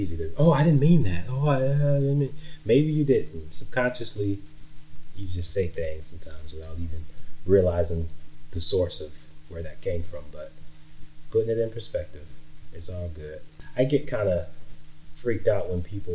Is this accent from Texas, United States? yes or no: yes; Texas, United States; moved away; also born or lived in New Orleans, Louisiana / Minnesota; I lived in Texas most of my life, I would say. Well, half of it anyway. I was born in New Orleans, and I left New Orleans at a young age after Hurricane Katrina